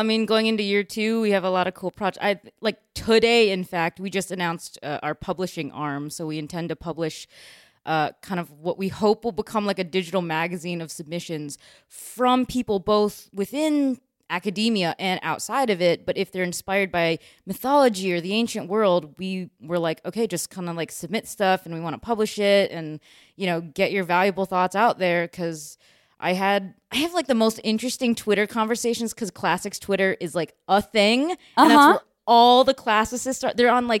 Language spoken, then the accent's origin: English; Chicago, Illinois, United States; also born or lived in China / Missouri; Yep, I'm from Chicago.